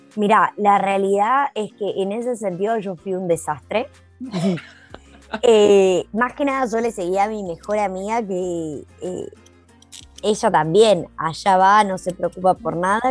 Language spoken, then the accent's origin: Spanish; Jujuy, Argentina; moved away as an adult; now in New Zealand; Yo soy de Argentina, Jujuy